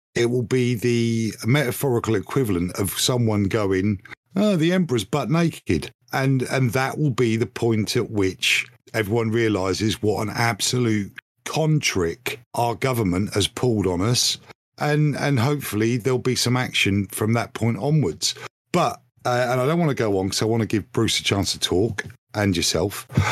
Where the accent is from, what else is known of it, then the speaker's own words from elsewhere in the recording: United Kingdom; I think of myself as British